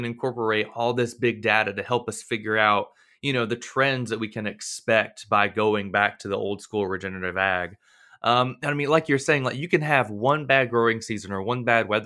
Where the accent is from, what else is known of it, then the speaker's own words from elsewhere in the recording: Florida, United States; I'm from Florida